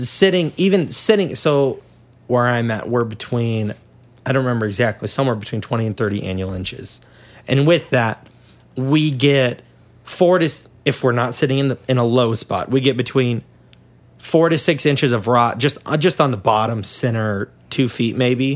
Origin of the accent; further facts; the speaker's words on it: Kansas, United States; I'm from Kansas